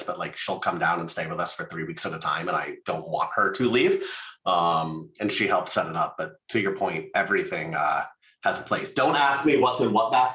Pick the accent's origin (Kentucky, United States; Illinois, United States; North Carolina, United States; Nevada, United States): Nevada, United States; Las Vegas; I grew up in Las Vegas